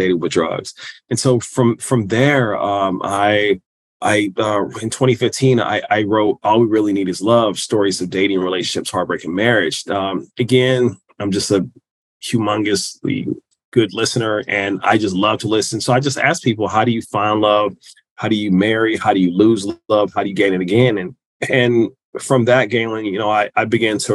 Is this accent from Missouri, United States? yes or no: yes; Kansas City, Missouri, United States; I'm from Kansas City, Missouri.